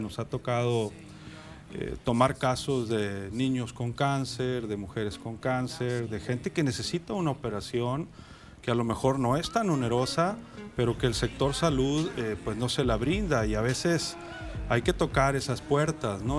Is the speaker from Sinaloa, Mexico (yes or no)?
yes; Guasave, Sinaloa, Mexico; moved away as an adult; also born or lived in Badiraguato, Sinaloa / Los Mochis, Sinaloa; now in Culiacán, Mexico; mi identidad es guasavense. Crecí en Guasave.